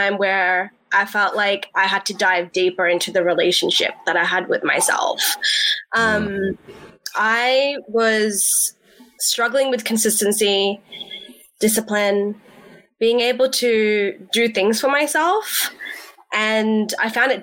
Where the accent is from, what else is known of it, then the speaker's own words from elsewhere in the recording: Sydney, New South Wales, Australia; I'm Australian Pakistani. I grew up in the West. So I'm a West Side